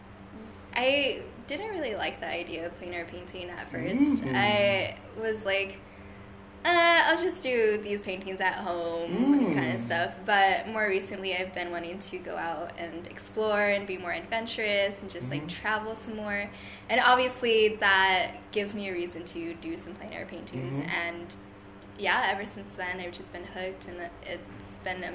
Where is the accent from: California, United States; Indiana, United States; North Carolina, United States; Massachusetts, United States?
California, United States; Hanford; also born or lived in Fresno, California; there's three different high schools in my hometown.